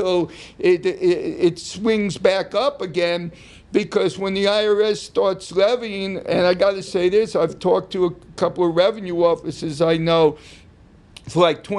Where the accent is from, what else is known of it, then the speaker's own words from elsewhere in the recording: New York, United States; my growing up in New York